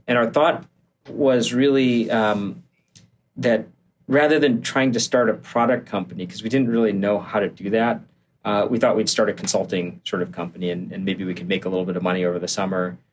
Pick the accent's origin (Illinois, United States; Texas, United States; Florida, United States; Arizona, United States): Illinois, United States; Barrington; I grew up just outside of Chicago, so um, one of the suburbs in the northwest corner of the Chicago area, and uh, I have yeah, my parents are still out there. Uh, it's a place called Barrington